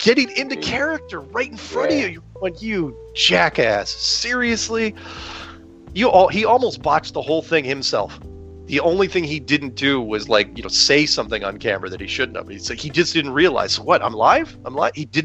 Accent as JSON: {"language": "English", "country": "United States", "said": "I'm an American."}